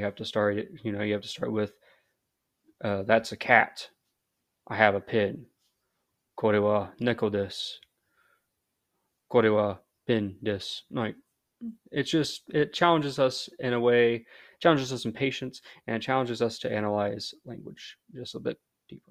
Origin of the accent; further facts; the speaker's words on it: United States; first language English; as a American, I can, this is just my normal speaking voice.